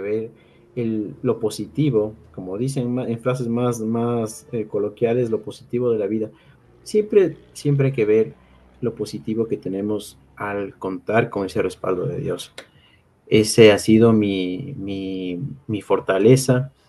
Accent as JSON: {"language": "Spanish", "country": "Ecuador", "said": "como ecuatorianos, como ciudadanos"}